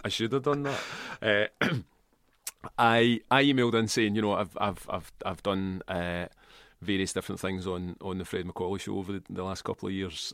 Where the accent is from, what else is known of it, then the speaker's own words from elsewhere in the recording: Kilmacolm, Scotland, United Kingdom; also born or lived in Port Glasgow / Glasgow; I grew up in Kilmacombe, right? And my parents come from Port Glasgow